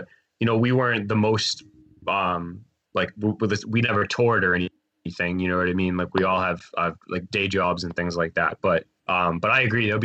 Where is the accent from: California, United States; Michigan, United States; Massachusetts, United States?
Massachusetts, United States; Saugus; we're from the North Shore, so we're not like we don't live like in the city. We're all from Saugus